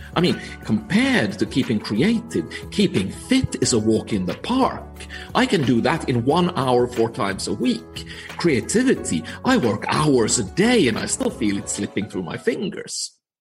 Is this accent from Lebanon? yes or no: no; Finland; now in Copenhagen, Denmark; I am from Finland. I'm actually calling in today from sunny Copenhagen